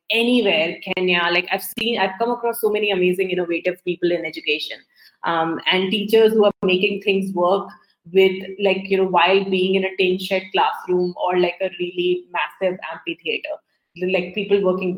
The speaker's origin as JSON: {"language": "English", "country": "India", "tie": "born or raised there", "moved": "yes", "said": "growing up in India"}